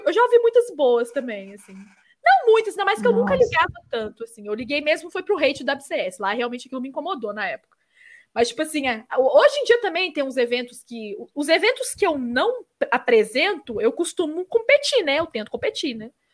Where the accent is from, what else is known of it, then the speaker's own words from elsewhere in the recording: Minas Gerais, Brazil; accent: mineiro; Mineiro, uhum. eles falam que é o que tem menos sotaque e é real. A gente não tem muito pois